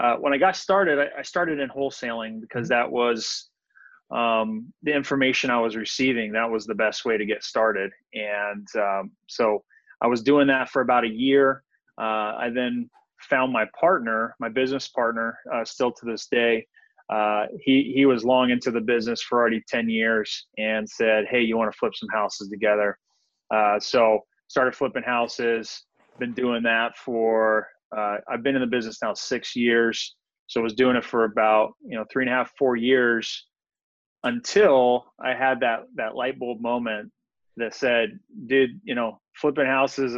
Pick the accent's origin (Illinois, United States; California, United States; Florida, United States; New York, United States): California, United States; Visalia; moved away as an adult; now in San Diego, United States; I grew up in Visalia, California